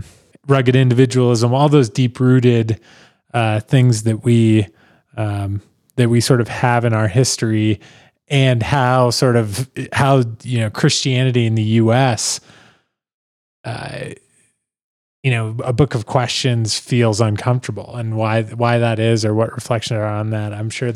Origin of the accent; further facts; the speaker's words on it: Iowa, United States; Hey, I'm from Iowa.